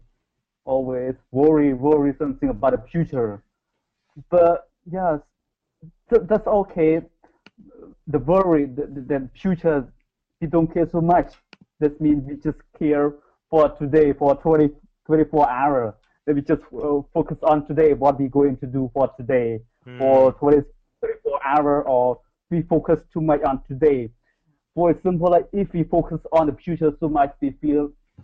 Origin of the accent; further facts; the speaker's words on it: Cambodia; English is a second language; moved away as an adult; now in South Korea; I'm from Cambodia, but I live in Korea right now